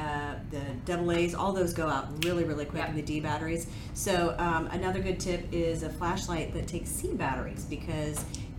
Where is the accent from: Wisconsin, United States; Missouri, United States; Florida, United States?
Missouri, United States; Kansas City; also born or lived in Dallas, Texas; now in Houston, United States; I'm from Kansas City, Missouri, so I get tornadoes